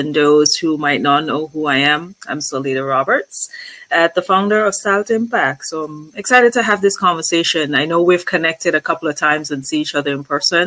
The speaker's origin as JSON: {"language": "English", "country": "Antigua & Barbuda", "moved": "yes", "said": "I'm originally from Antigua and Barbuda, which is in the Caribbean"}